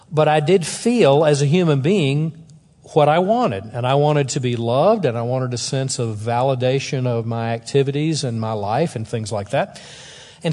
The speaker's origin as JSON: {"language": "English", "region": "the South", "country": "United States", "said": "I'm from the South"}